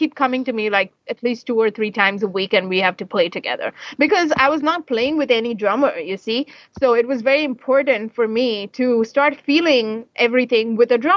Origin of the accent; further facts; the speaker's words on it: Mumbai, Maharashtra, India; I'm from Mumbai